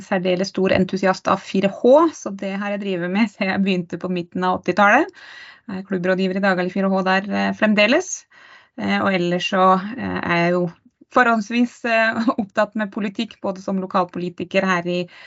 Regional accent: Dagali, Buskerud, Norway; Født og oppvokst i Dagali i Hol kommune

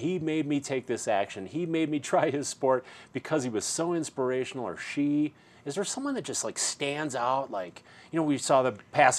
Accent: Milwaukee, Wisconsin, United States; near my hometown in Milwaukee

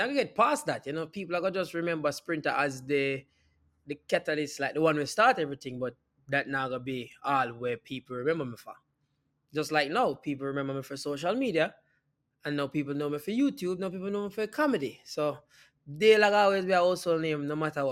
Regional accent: Jamaica; moved away as an adult; now in Los Angeles, United States; Moving to the States, because I moved from Jamaica after that movie. I moved directly to California

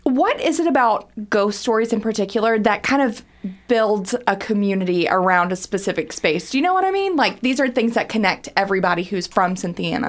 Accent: Harlan County, Kentucky, United States; also born or lived in Greensburg, Kentucky; now in Lexington, United States; I'm originally from Harlan County and then moved to a place called Greensburg, Kentucky, which is very south central

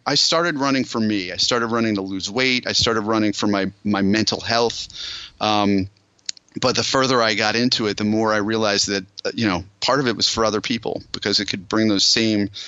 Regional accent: Allentown, Pennsylvania, United States; moved away as an adult; also born or lived in Boulder, Colorado; I grew up near Allentown, Pennsylvania.

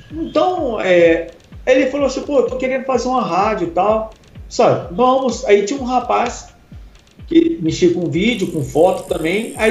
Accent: Minas Gerais, Brazil; also born or lived in Ipatinga / Belo Horizonte / Itabirito; Eu sempre gostei de música, sou mineiro de Minas aqui. É, já morei em muitas cidades, porque meu pai era, era ferroviário

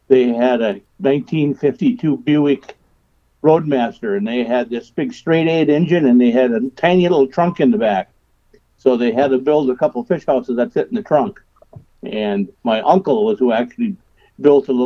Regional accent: St. Cloud, Minnesota, United States; I grew up here in St. Cloud, Minnesota, where I live now on the Sauk River

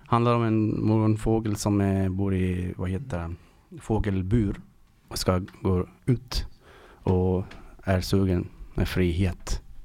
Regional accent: Iran; Swedish is a second language; moved away as an adult; now in Sweden; jag kommer ifrån Iran och har varit i tre år här i Sverige

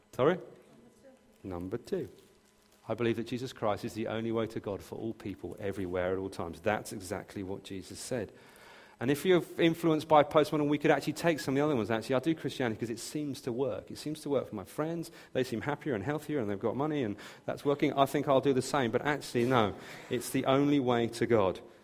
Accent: near Brighton, South East England, United Kingdom; I was born and raised near Brighton

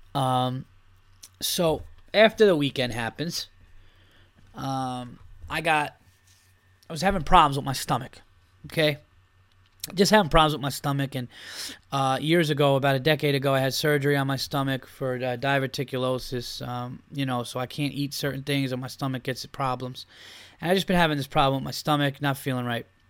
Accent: New York, United States; I'm from New York

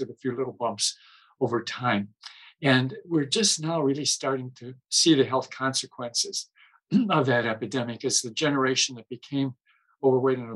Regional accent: Midwest, United States; growing up in the Midwest, our family were dairy farmers from way back

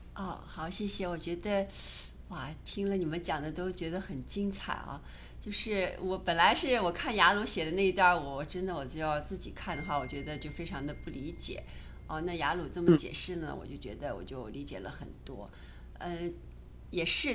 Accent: China; 我们中国人

